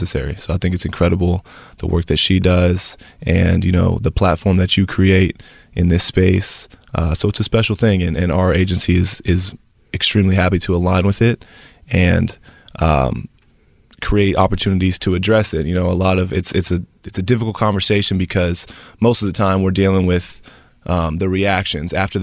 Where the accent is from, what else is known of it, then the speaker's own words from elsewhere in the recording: Nashville, Tennessee, United States; moved away as an adult; also born or lived in Malibu, California; now in Los Angeles, United States; I'm originally from Tennessee, Nashville, Tennessee